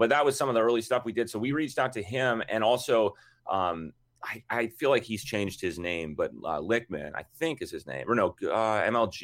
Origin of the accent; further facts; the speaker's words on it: Minnesota, United States; We grew up, even though we're from Minnesota, and our dad played hockey